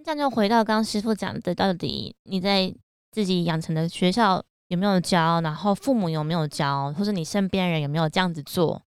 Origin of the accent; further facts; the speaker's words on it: village next to Zhongliao, Nantou County, Taiwan; 南投中寮，算是我，我的家乡的隔壁村